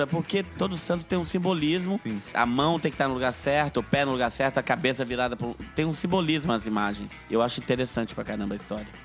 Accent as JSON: {"language": "Portuguese", "town": "Brasília", "region": "Federal District", "country": "Brazil", "said": "Eu sou de Brasília, mas o meu bar é no Rio"}